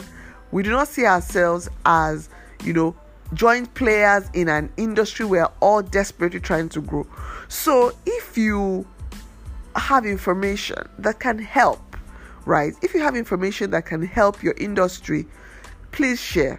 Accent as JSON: {"language": "English", "country": "Nigeria", "said": "as a Nigerian designer"}